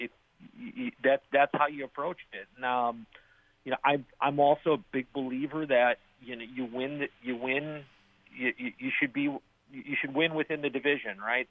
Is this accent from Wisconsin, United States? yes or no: yes; Wisconsin, United States; now in Northern Virginia, United States; Born and raised in Wisconsin